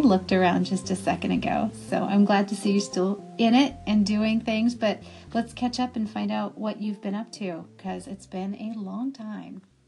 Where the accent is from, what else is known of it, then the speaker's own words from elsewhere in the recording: Santa Cruz, California, United States; my hometown of Santa Cruz, California, where I was born and raised pretty much